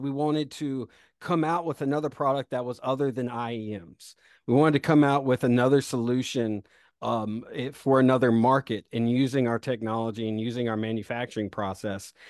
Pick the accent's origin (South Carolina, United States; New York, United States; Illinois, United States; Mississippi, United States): South Carolina, United States; Rock Hill; also born or lived in Greenville, South Carolina / the Southeast; I was born in Rock Hill, South Carolina